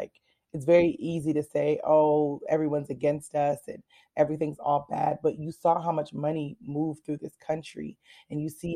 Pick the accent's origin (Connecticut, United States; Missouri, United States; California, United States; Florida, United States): Connecticut, United States; moved away as an adult; also born or lived in Washington, D.C. / Baltimore; originally I'm from Connecticut